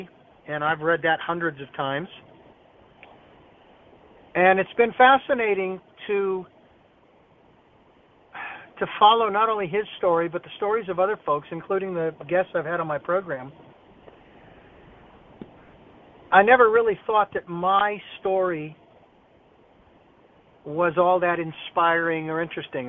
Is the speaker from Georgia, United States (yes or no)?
no; Phoenix, Arizona, United States; moved away as an adult; now in Santa Barbara, United States; Phoenix College, my hometown where I was born and raised